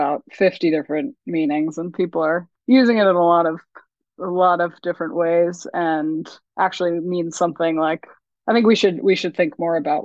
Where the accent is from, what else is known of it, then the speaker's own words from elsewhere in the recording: Vermont, United States; moved away; also born or lived in New Zealand; I'm from Vermont. That's the rock I crawled out from under